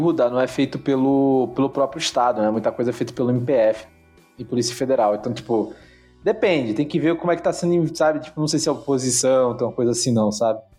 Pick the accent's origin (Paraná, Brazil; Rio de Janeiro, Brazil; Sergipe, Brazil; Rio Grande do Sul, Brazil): Sergipe, Brazil; now in São Paulo, Brazil; a gente é nordestino, assim, então, tipo, de Sergipe